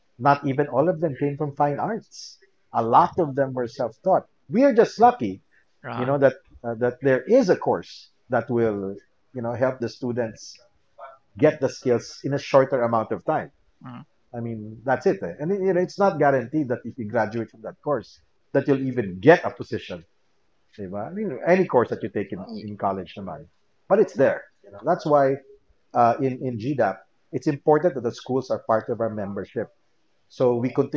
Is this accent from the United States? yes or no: no; Philippines; I'm in game development and two, I'm from the Philippines.